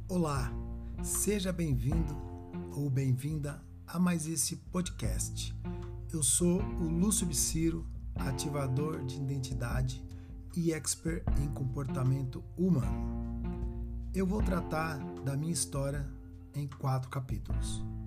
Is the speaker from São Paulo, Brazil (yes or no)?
yes; Carapicuíba, São Paulo, Brazil; also born or lived in Novo Osasco, Osasco, São Paulo; Quando mudamos de Novo Osasco para Carapicuíba, entre 79 e 1980, a nossa primeira casa